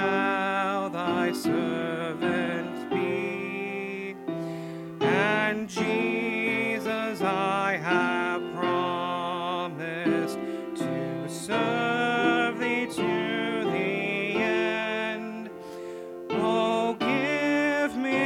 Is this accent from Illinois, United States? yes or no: yes; suburbs of Chicago, Illinois, United States; now in Michigan, United States; I'm originally from Illinois and lived in the suburbs of Chicago